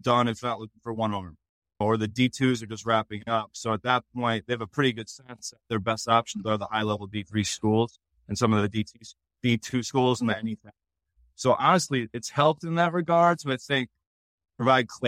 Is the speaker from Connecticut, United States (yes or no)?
yes; Connecticut, United States; I'm from New England. I'm from Connecticut